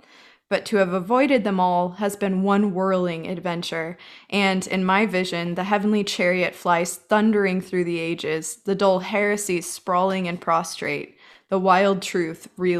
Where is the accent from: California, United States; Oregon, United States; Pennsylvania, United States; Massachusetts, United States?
California, United States; San Diego; I'm from San Diego and it snowed for the first time today.